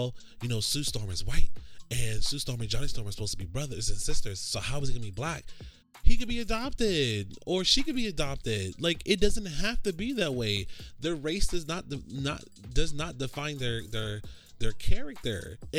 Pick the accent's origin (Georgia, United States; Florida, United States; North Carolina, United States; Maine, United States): Florida, United States; Orlando; I grew up in Orlando, Florida, and specifically in an area called Pine Hills.